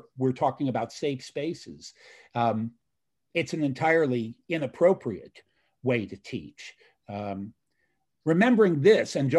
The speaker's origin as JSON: {"language": "English", "country": "United States", "tie": "born or raised there", "said": "As an American-born individual who's now done work all over the world"}